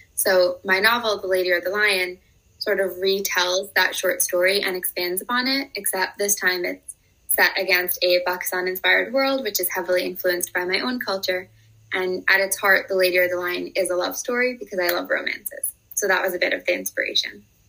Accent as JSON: {"language": "English", "country": "United States", "tie": "born or raised there", "said": "growing up in America"}